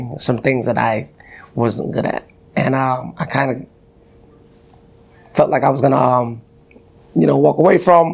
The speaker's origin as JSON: {"language": "English", "region": "Connecticut", "country": "United States", "tie": "born or raised there", "said": "growing up in Connecticut"}